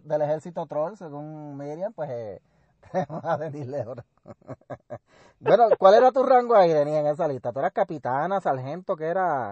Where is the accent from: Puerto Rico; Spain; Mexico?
Puerto Rico; si voy a Calle, la última vez que yo fui a Calle, y a mi pueblo donde me crié